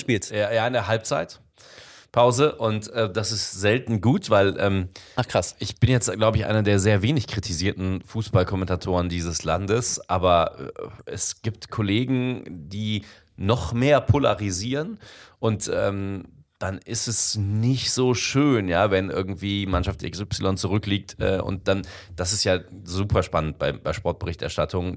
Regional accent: Bensberg, North Rhine-Westphalia, Germany; also born or lived in Indonesia / Cologne; ich komme ja aus dem Bergischen Land, aus Bensberg

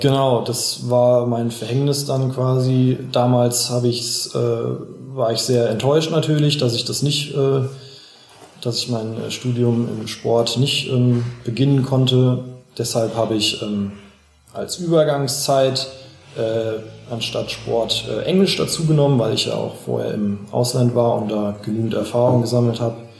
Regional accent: Schlüchtern, Hesse, Germany; ich bin hier aufgewachsen, ich kenne mich hier aus, meine Freunde sind hier, meine Familie lebt hier noch

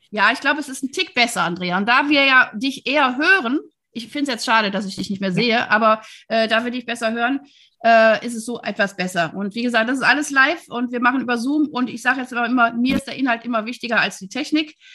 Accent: Wuppertal, North Rhine-Westphalia, Germany; ich komme ja aus Wuppertal, deswegen ich liebe alles, was aus dem Rheinland ist.

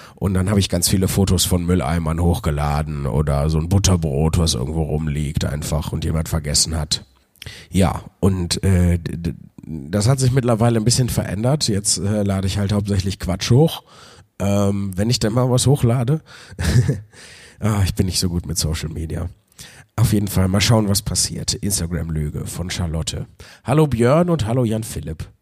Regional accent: Wuppertal, North Rhine-Westphalia, Germany; moved away; bin ich heute in Wuppertal, in meiner alten Heimatstadt, wo ich geboren und äh, aufgewachsen bin.

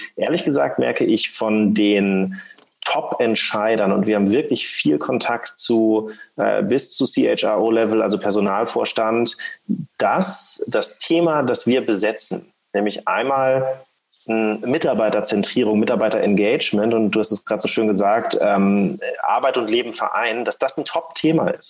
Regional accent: Schleswig-Holstein, Germany; ich komme eigentlich aus Schleswig-Holstein, bin aufgewachsen am Meer

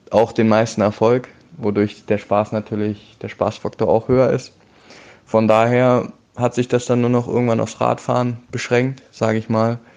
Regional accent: Berlin, Germany; now in Cologne, Germany; Ich bin 20 Jahre alt, wohne jetzt seit einem Jahr in Köln. Ursprünglich komme ich aus Berlin

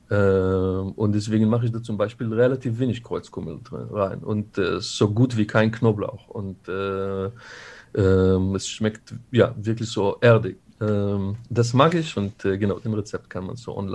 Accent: Israel; now in Germany; Äh, ich bin in Israel aufgewachsen. Da sind bereits viele Konflikte die, äh, die mich eingeprägt haben.

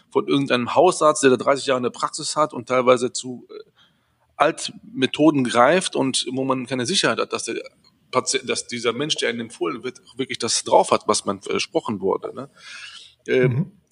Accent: Düsseldorf, North Rhine-Westphalia, Germany; Äh, aber ich bin in Düsseldorf, mehr Düsseldorfer als Grieche, fast muss ich fast sagen. Weil ich, bin ja hier aufgewachsen, groß geworden.

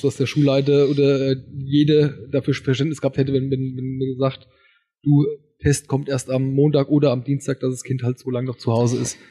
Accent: Wetterau, Hesse, Germany; bei uns in der Wetterau

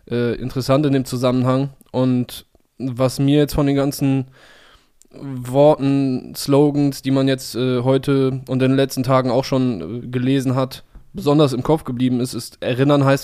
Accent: Cologne, North Rhine-Westphalia, Germany; für mich als Kölsche Jung so fast so fast wie so ein Adelsziel an Karneval Samstag.

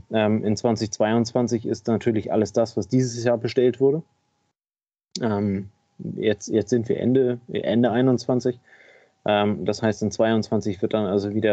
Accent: Kiel, Schleswig-Holstein, Germany; Ähm, als Kieler Jung, als Kieler Sprotte muss ich den natürlich abfeiern wie sonst was.

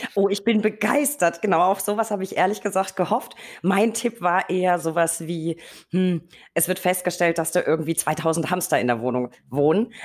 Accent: Berlin, Germany; muss ich als Berliner natürlich

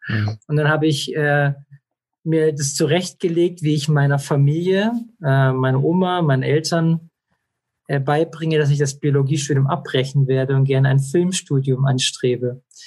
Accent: Esslingen, Baden-Württemberg, Germany; ich bin aufgewachsen in Esslingen in der Plinsau Vorstadt

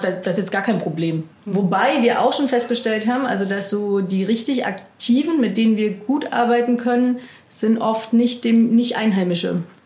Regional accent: near Ulm, Baden-Württemberg, Germany; also born or lived in Cologne; now in Demmin, Germany; Ich komme ursprünglich aus äh, der Nähe von Ulm und habe dann aber vorher über zehn Jahre in Köln gewohnt.

